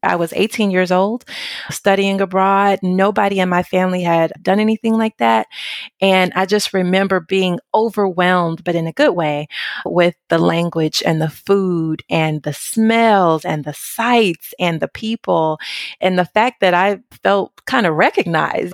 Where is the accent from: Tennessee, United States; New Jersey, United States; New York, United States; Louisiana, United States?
Tennessee, United States; Memphis; moved away as an adult; now in Orvieto, Italy; I am from Memphis, Tennessee, what I consider deep south of the United States